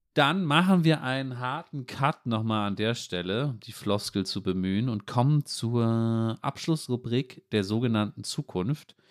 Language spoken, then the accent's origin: German; Germany; wir natürlich vielleicht auch als Deutsche